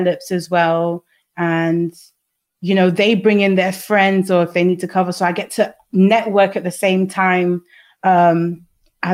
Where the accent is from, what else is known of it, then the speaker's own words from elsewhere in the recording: London, United Kingdom; we grew up in London, where it's such a hub of integration